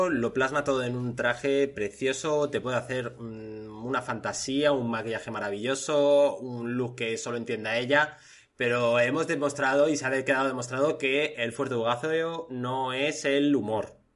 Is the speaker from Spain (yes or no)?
yes; Spain; Yo soy español, mucho español.